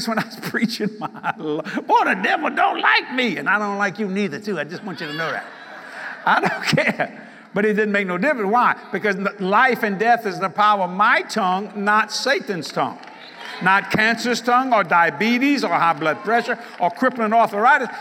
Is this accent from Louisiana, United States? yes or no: yes; Cajun, Louisiana, United States; I'm a Cajun.